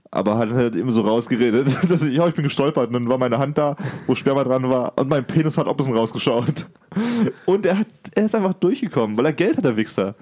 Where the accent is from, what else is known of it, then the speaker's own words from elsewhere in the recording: Germany; bei uns in Deutschland